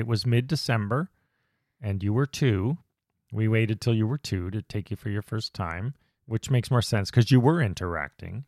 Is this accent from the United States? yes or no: no; Canada; we were, the Canadians